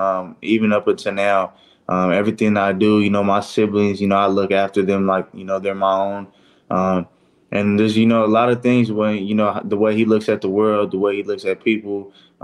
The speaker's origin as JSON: {"language": "English", "town": "Fresno", "region": "California", "country": "United States", "tie": "born or raised there", "said": "my hometown, the Fresno area"}